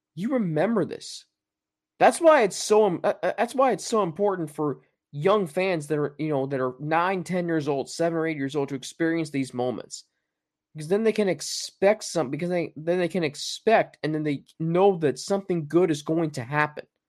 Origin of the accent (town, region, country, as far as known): Cincinnati, Ohio, United States; born or raised there